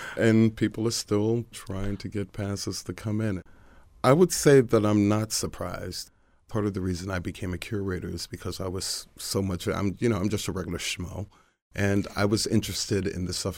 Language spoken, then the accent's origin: English; Baltimore, Maryland, United States; I'm from Baltimore. I still live in Baltimore.